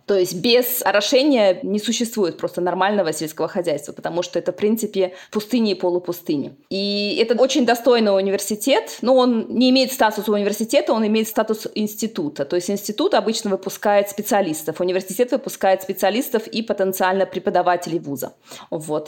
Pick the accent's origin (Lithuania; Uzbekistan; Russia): Uzbekistan; moved away as an adult; now in Bonn, Germany; я родом из Узбекистана